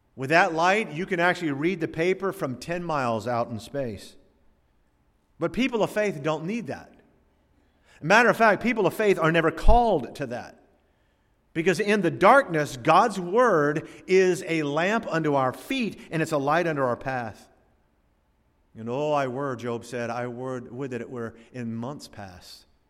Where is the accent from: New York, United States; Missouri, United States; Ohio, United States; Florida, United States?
Florida, United States; growing up in Florida